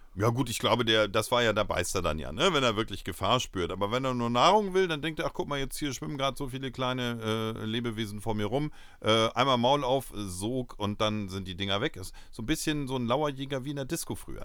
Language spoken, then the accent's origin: German; Uelzen, Lower Saxony, Germany; in Uelzen, äh, für mich meine Heimatstadt